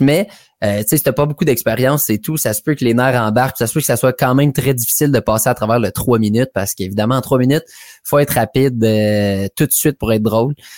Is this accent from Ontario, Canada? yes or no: yes; Hammond, Ontario, Canada; je viens de l'Est ontarien, donc ça se passe à Hammond, un peu exactement dans mon hood de jeunesse